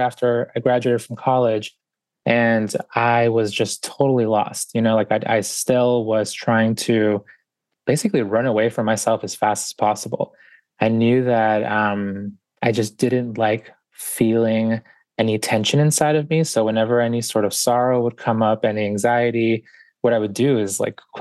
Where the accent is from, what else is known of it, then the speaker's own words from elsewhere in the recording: Boston, Massachusetts, United States; also born or lived in Guayaquil, Ecuador; I was born in Guayaquil, Ecuador, and grew up in Boston. So we got here when I was about 4 years old